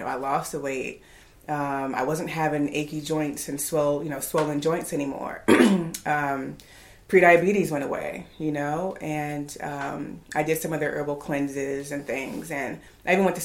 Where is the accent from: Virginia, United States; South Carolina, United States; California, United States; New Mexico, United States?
Virginia, United States; moved away as an adult; also born or lived in Houston; now in Raleigh, United States; I'm originally from Virginia